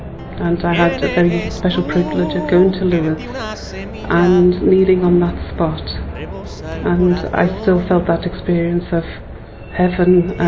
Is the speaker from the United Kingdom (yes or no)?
yes; England, United Kingdom; I come from England.